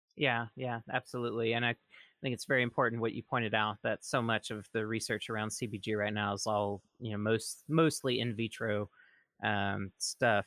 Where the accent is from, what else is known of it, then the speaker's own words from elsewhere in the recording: rural Mississippi, United States; where I'm from, in my little town, in rural Mississippi